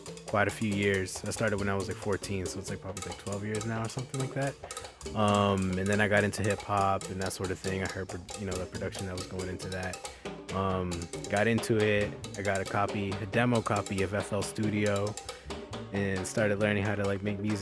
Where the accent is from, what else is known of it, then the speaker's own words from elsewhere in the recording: Boston, Massachusetts, United States; moved away as an adult; also born or lived in New Jersey; now in New York, United States; I was basically raised in Boston.